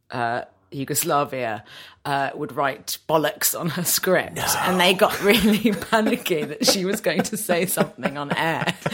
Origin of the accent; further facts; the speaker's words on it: London, United Kingdom; I was born in Hammersmith.